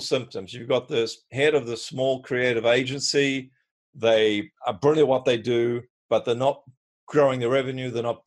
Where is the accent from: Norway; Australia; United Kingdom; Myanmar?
Australia; accent: Australian; my Australian accent